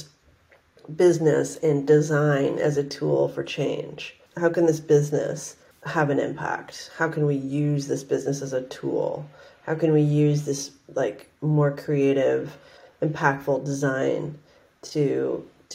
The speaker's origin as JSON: {"language": "English", "town": "Vancouver", "region": "British Columbia", "country": "Canada", "tie": "born or raised there", "said": "I grew up in Canada. I grew up in Vancouver, Canada"}